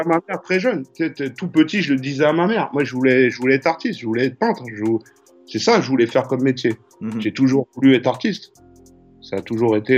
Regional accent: Choisy-le-Roi, Île-de-France, France; also born or lived in Paris / London; je suis né à Paris en 1976 dans le 12e. Et deux ans après ou un an après, j'ai tout de suite été avec mes parents en banlieue dans le 94 à Choisy-le-Roi

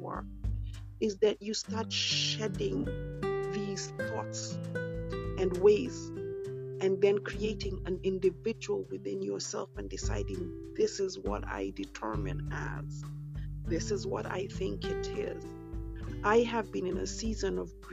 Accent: Kenya; also born or lived in United Kingdom; I am British born but Kenyan raised

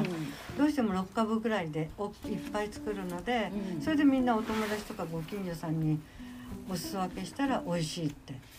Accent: Ageo, Saitama, Japan; 私はげ尾で生まれ、げおで育ち、出たことないんですよ本当に上尾から

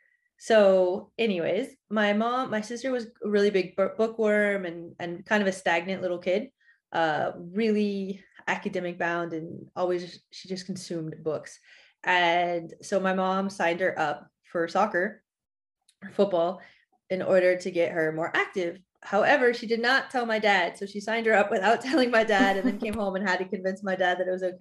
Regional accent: West Coast, United States; moved away as an adult; also born or lived in Sweden / Italy / Netherlands; now in France; I went to college on the East Coast and I'm from the West Coast

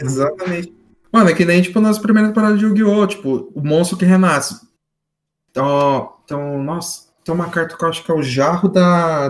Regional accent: Taubaté, São Paulo, Brazil; Cataguá é meu lindíssimo bairro onde eu nasci, nascido e criado em Cataguá.

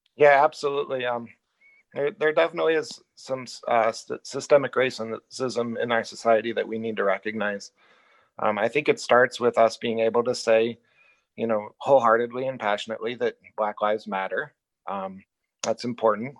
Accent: Illinois, United States; also born or lived in Iowa / South Dakota; now in Richland, United States; I was born and raised in Illinois

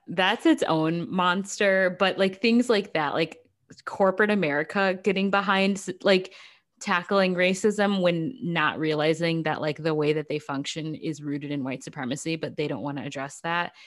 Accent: United States; I'm an American

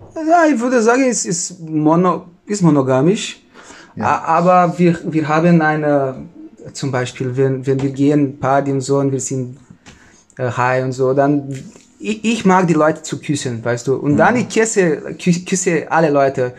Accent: Novo Hamburgo, Rio Grande do Sul, Brazil; German is a second language; moved away as an adult; now in Germany

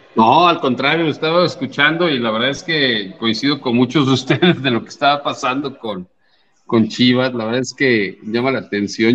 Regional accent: Mexico City, Mexico; yo soy de la Ciudad de México, yo siempre he sido seguidor de América

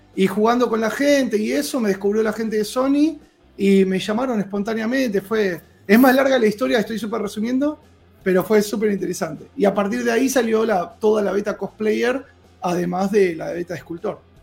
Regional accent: Argentina

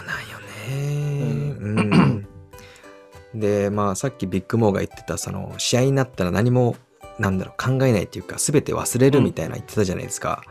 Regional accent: United States; moved away; 僕はアメリカで育った

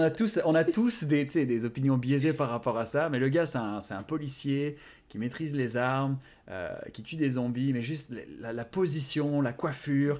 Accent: France; first language Japanese; moved away as an adult; now in Montreal, Canada; je suis né en France, donc c'est le français

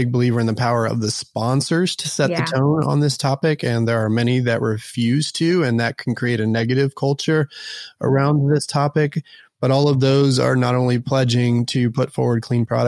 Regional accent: Dallas, Texas, United States; born or raised there; also born or lived in Houston / Austin / Portland

